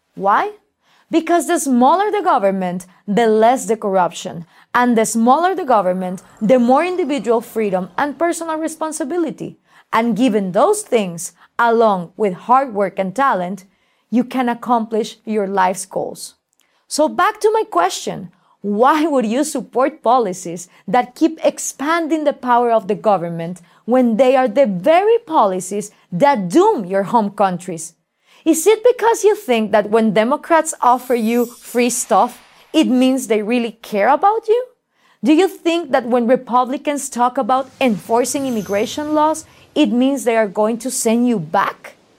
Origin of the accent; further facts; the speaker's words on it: Guatemala; I live in Guatemala and I work throughout Latin America